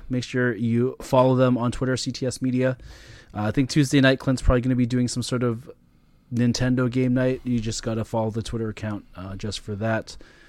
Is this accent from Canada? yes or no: yes; Canada; As a Canadian